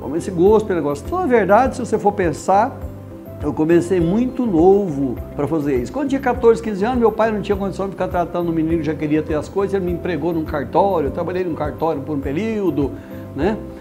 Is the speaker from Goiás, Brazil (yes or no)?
no; Cassilândia, Mato Grosso do Sul, Brazil; moved away; also born or lived in São José do Rio Preto; nasci em Cacilândia, Mato Grosso do Sul, em 1954